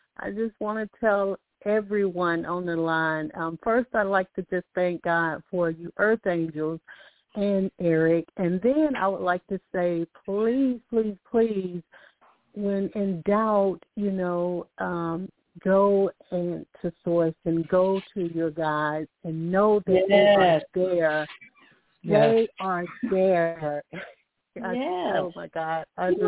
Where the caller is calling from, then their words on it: Alabama, United States; I'm calling from Alabama.